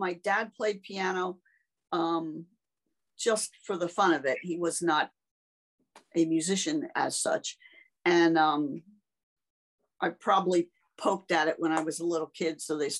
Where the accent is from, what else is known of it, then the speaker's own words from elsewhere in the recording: Pennsylvania, United States; In Berks County.